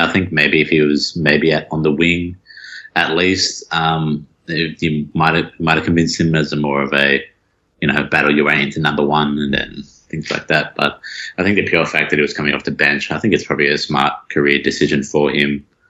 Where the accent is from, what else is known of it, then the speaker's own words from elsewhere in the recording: Sydney, New South Wales, Australia; also born or lived in Penrith; I'm originally from Blacktown